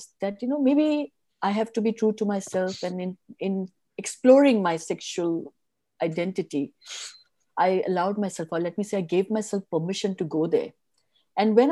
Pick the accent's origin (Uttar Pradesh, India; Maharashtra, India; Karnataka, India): Karnataka, India; Mangalore; I come from Mangalore. My family comes from Mangalore